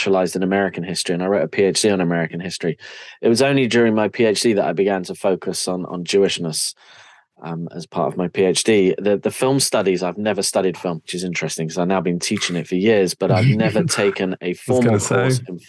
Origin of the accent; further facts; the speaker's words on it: London, United Kingdom; moved away as an adult; now in Wales, United Kingdom; I'm from North London